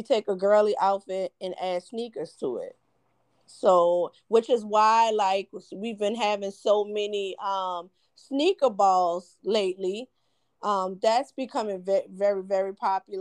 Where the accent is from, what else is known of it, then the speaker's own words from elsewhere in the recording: New Orleans, Louisiana, United States; I'm from New Orleans